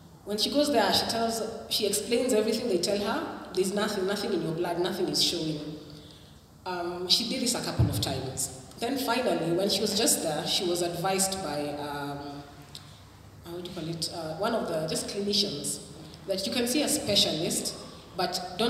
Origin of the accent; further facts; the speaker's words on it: Kisumu, Kisumu County, Kenya; I come from Kisumu